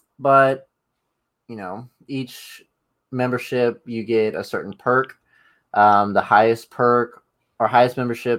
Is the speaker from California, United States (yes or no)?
no; Texas, United States; accent: Texan; I'm from Texas.